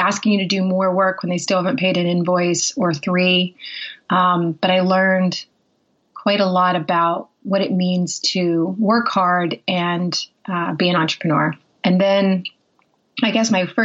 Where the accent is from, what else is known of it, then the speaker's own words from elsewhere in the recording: Pittsburgh, Pennsylvania, United States; also born or lived in south of London, United Kingdom; now in United Kingdom; I'm originally from Pittsburgh, Pennsylvania, but I live in just south of London